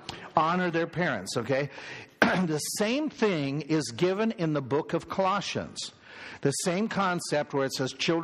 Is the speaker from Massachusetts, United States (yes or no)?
no; Minnesota, United States; I grew up in Minnesota.